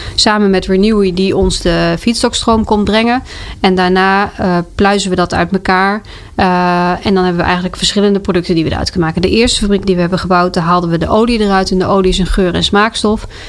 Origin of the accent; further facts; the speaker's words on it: South Limburg, Netherlands; moved away as an adult; also born or lived in Twente / Delft; now in Amersfoort, Netherlands; ik ben ooit geboren in Twente. Ik heb gepubert in Zuid-Limburg